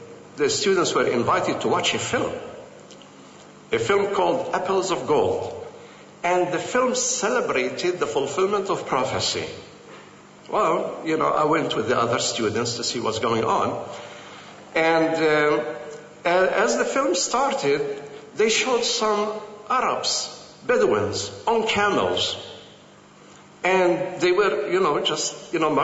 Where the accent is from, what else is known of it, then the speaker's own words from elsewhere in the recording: Jerusalem, Palestine; moved away as an adult; also born or lived in Bethlehem / United States; I am a Palestinian Christian from Jerusalem